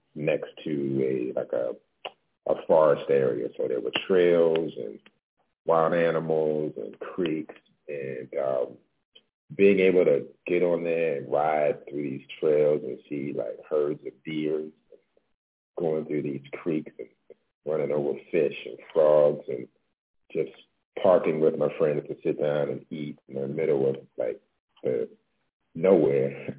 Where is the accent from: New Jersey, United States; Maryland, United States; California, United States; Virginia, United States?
Maryland, United States; Baltimore; also born or lived in New York; now in Los Angeles, United States; I'm originally from Baltimore